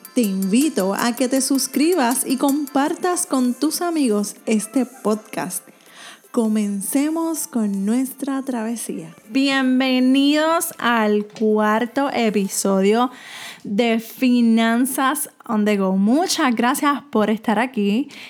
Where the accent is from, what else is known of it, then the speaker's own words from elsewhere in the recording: Puerto Rico; soy de Puerto Rico